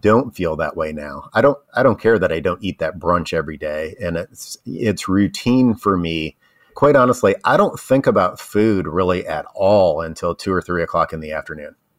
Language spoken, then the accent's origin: English; Ohio, United States; moved away; also born or lived in Tennessee; I grew up in Ohio, and I didn't know what pimento cheese was until I moved to, uh, Tennessee